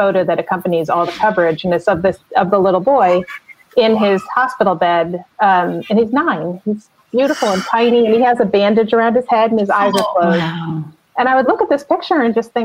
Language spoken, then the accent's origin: English; New Jersey, United States; I'm from New Jersey